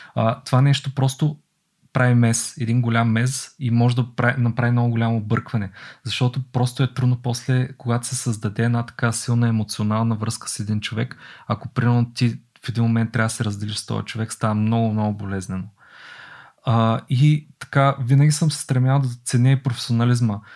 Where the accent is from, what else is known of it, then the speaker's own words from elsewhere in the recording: Bulgaria; аз като българин